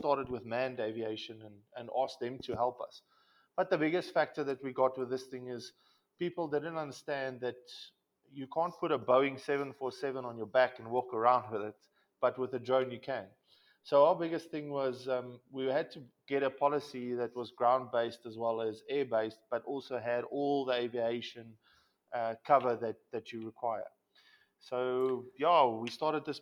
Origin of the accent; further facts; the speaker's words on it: Pretoria, Gauteng, South Africa; I was born and raised in Pretoria